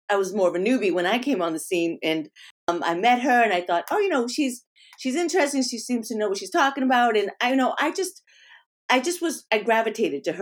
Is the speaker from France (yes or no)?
yes; France; born there; And I was born in France because of that.